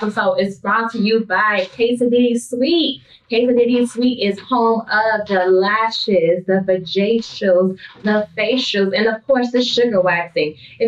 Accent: Chicago, Illinois, United States

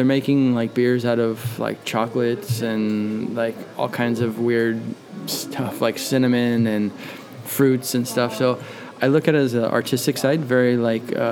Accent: Southern California, United States; moved away as an adult; now in Sweden; I grew up in Southern California

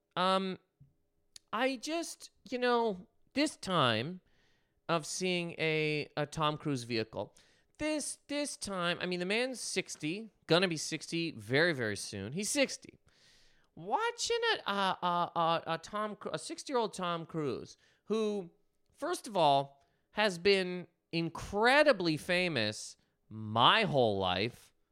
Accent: Canada; moved away; I'm Canadian, Canadian human man

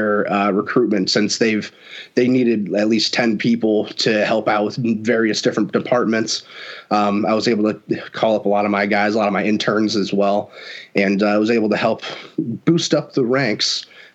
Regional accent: Stow, Ohio, United States; also born or lived in Hudson, Ohio; I am from Stowe, Ohio

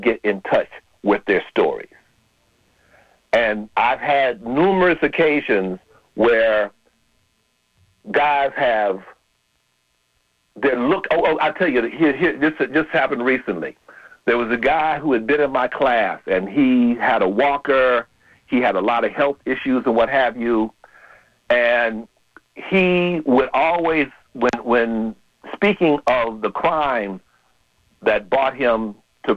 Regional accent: Chicago, Illinois, United States; now in San Francisco Bay Area, United States; I'm originally from Chicago

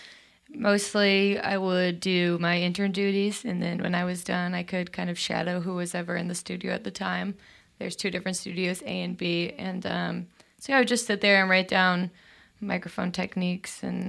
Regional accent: Minnesota, United States; also born or lived in Chicago; now in Nashville, United States; I grew up in Minnesota, but I have a lot of family in Chicago

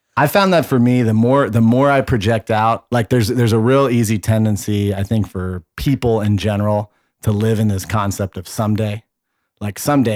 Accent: Bay Area, California, United States; I, I grew up with in the Bay Area

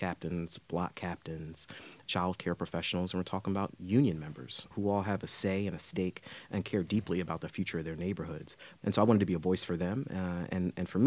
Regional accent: Philadelphia, Pennsylvania, United States; also born or lived in Washington, D.C.; I grew up there in North Philadelphia, 16th in Lehigh and 28th in Allegheny

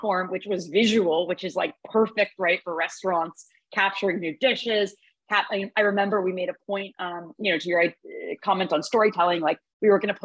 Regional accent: New York City, New York, United States; I grew up on the Upper West Side

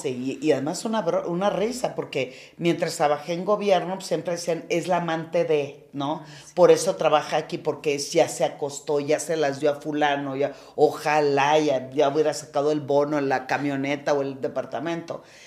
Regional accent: Culiacán, Sinaloa, Mexico; Yo soy de Culiacán, bien culichi, en un seno de una familia de ocho mujeres y un hombre

